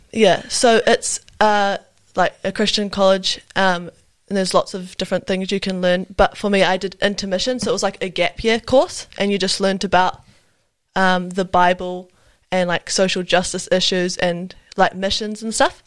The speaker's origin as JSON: {"language": "English", "region": "Wellington", "country": "New Zealand", "also_born_or_lived": "Auckland", "moved": "yes", "lives_now": "Nelson, New Zealand", "said": "I'm from Wellington. Uh, I was born in Auckland, but I, yeah, from Wellington and currently living in Nelson"}